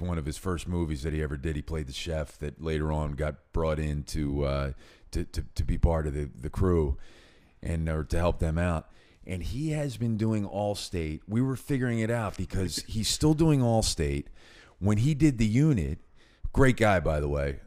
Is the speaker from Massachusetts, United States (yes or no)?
no; Philadelphia, Pennsylvania, United States; I grew up in North Philadelphia, Northeast Philadelphia